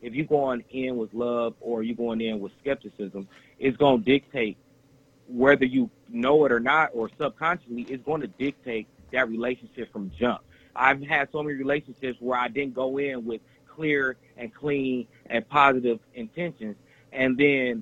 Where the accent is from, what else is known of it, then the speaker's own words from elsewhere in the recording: Detroit, Michigan, United States; now in Texas, United States; we grew up in Detroit